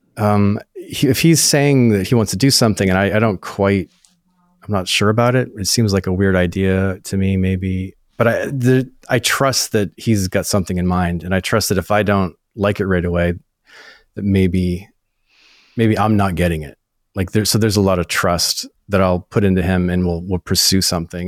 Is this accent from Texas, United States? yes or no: no; northern Maine, United States; moved away as an adult; also born or lived in Nashville; I'm from New England, grew up in like northern Maine. It's like way up uh, at the top of Maine